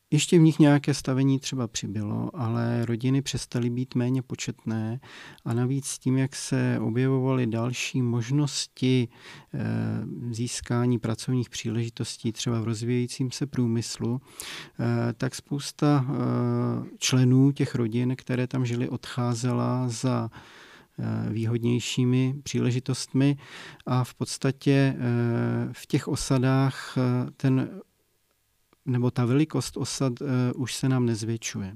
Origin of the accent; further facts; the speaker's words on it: Jeseník region, Olomouc Region, Czechia; tady u nás na Jesenicku